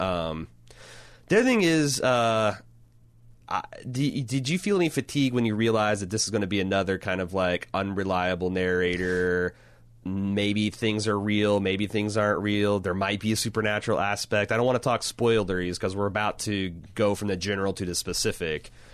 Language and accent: English; Indiana, United States; the small towns I grew up in Indiana